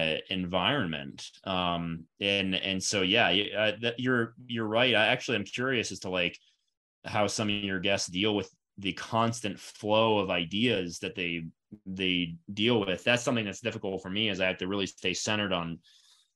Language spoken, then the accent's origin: English; Florida, United States; I'm from Florida